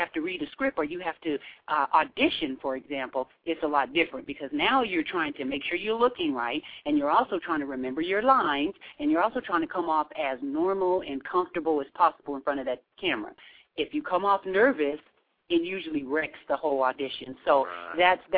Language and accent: English; Seattle, Washington, United States; I'm from Seattle